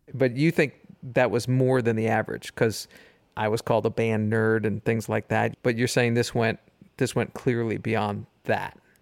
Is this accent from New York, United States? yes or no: yes; New York, United States; I'm from New York